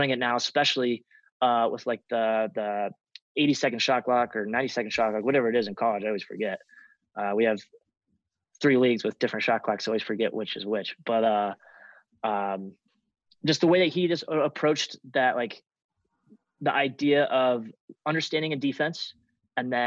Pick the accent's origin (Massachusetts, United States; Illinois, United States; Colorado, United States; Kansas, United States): Colorado, United States; Centennial; Growing up in Centennial, which is probably like 20 to 25 minutes away from